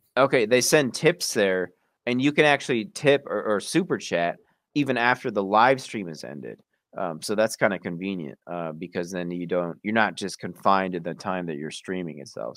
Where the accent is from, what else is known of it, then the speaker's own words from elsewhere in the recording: Wisconsin, United States; I'm from Wisconsin myself